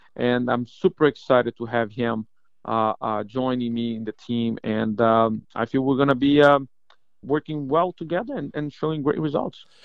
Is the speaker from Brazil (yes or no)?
yes; Brazil; moved away as an adult; also born or lived in Atlanta, Georgia; now in Florida, United States; my Spanish sucks, by the way, because I'm from Brazil